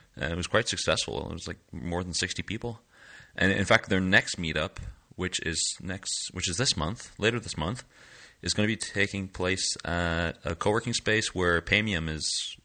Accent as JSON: {"language": "English", "country": "Canada", "tie": "born or raised there", "moved": "yes", "lives_now": "Lille, France", "said": "I am a Canadian uh, born user experience designer and developer based in Lille, France"}